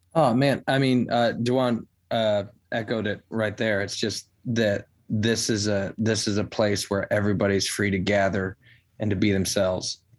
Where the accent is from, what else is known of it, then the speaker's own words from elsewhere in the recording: Chicago, Illinois, United States; now in Nashville, United States; I'm from the Chicago area originally